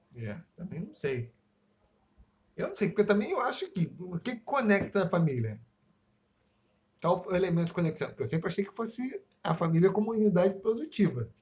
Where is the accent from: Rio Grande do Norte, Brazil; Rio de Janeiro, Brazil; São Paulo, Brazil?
Rio de Janeiro, Brazil; eu sou de Campo Grande